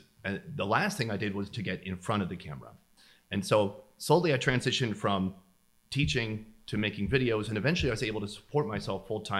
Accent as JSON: {"language": "English", "town": "St. Cloud", "region": "Minnesota", "country": "United States", "tie": "born or raised there", "said": "So I come from Minnesota, originally St. Cloud, Minnesota."}